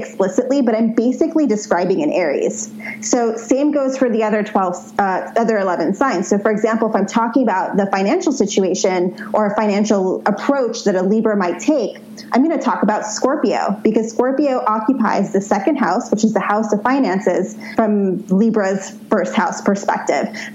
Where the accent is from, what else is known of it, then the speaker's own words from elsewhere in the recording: New York City, New York, United States; growing up in New York City